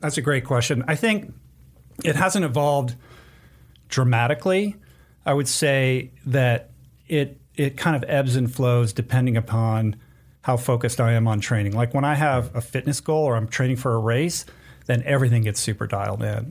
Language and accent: English; East Coast, United States; moved away as an adult; growing up on the East Coast